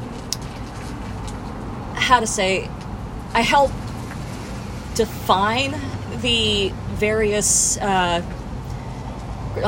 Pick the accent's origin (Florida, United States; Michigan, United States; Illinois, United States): Florida, United States; Orlando; I grew up where Avalon is now